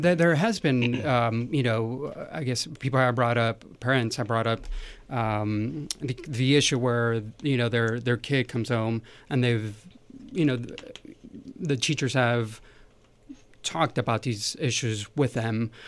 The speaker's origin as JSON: {"language": "English", "region": "California", "country": "United States", "tie": "born or raised there", "said": "growing up in California"}